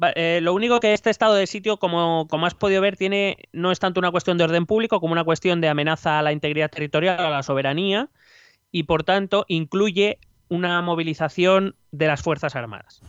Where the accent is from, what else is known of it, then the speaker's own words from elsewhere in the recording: Spain; cómo somos aquí los españoles